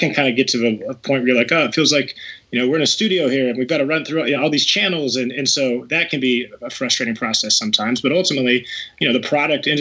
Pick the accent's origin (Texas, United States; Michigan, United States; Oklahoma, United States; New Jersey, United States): Texas, United States; I grew up in Texas